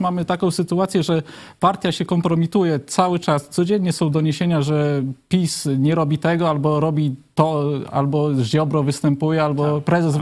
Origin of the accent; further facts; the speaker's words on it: Lublin Voivodeship, Poland; u nas na Lubelszczyźnie